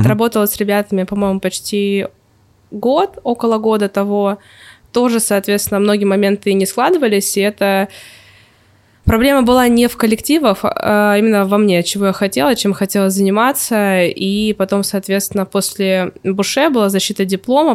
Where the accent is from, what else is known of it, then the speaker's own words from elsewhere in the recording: Novosibirsk, Novosibirsk Oblast, Russia; moved away as an adult; now in Saint Petersburg, Russia; защищала у себя в городе диплом в а, Новосибирске.